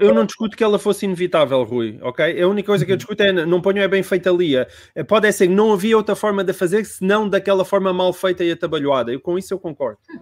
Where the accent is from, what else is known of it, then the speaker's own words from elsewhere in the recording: Portugal; como, como português